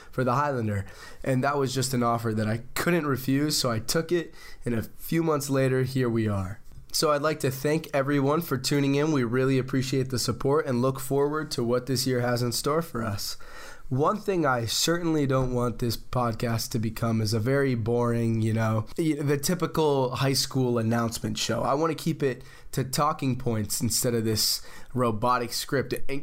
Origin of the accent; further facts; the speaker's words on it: Philadelphia, Pennsylvania, United States; now in McLean, United States; I'm originally from Philadelphia